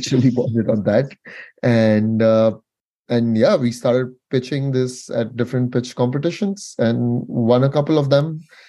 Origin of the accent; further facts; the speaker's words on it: southernmost part of India, South India, India; moved away; I actually grew up in the southernmost part of India, which is a very, very hot and dry region